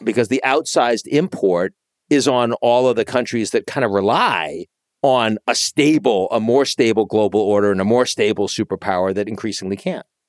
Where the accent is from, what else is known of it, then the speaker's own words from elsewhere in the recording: United States; as an American